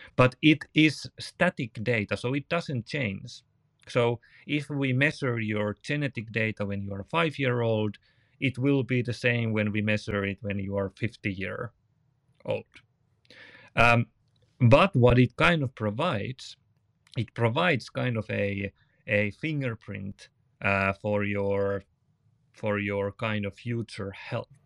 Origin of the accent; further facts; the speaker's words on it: Finland; from Finland